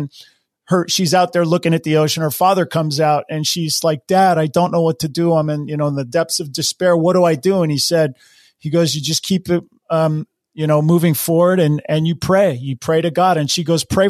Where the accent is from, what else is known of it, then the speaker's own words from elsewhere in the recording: Hawaii, United States; I grew up in Hawaii and I grew up surfing